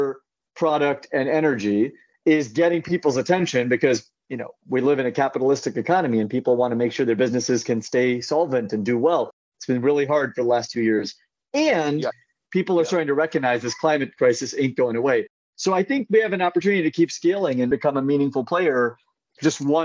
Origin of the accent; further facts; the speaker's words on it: Central California, United States; now in San Francisco, United States; I grew up in Central California